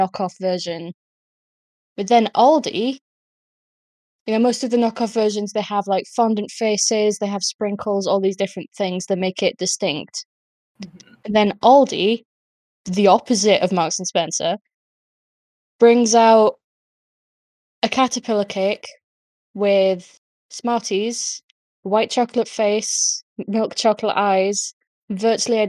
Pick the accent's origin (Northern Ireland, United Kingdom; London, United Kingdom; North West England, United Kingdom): North West England, United Kingdom; Lancashire; accent: Lancashire; I'm from Lancashire